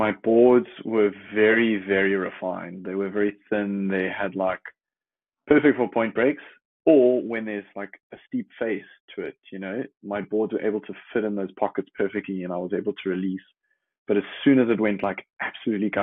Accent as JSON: {"language": "English", "town": "Jeffreys Bay", "region": "Eastern Cape", "country": "South Africa", "tie": "born or raised there", "said": "growing up in Jeffreys Bay"}